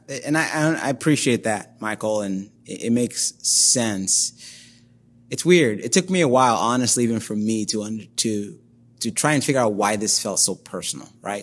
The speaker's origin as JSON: {"language": "English", "country": "Nigeria", "tie": "born or raised there", "moved": "as an adult", "lives_now": "Toledo, United States", "said": "I was born and raised in Nigeria, which is in West Africa. Spent the first nineteen or so years of my life there."}